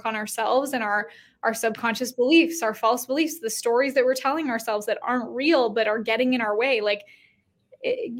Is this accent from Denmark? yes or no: no; Canada; moved away as an adult; now in United States; I used to live in Canada. I'm Canadian, and I moved to the States in 2020